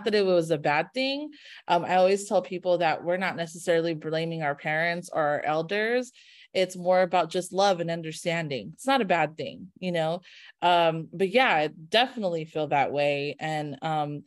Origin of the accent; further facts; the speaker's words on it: Carson, California, United States; I'm from Carson